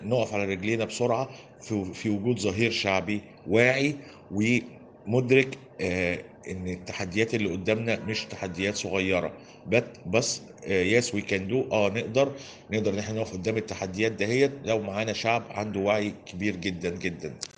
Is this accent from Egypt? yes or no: yes; Egypt; احنا عندنا في مصر هنا